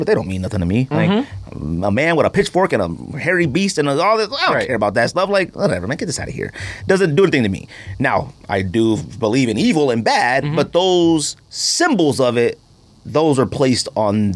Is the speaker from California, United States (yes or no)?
yes; California, United States; growing up in California